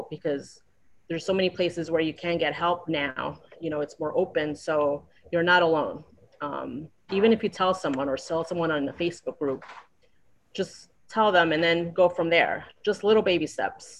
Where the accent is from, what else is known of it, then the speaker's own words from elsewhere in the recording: New York, United States; moved away as an adult; now in Florida, United States; I'm from New York. I was born and raised in New York, and I've been in Florida about 4 years.